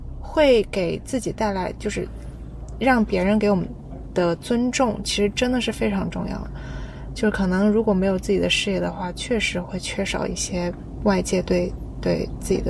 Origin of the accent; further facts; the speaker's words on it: Jiangsu, China; now in New Zealand; 我是江苏的嘛，然后呢，我们那一块都是独生子女，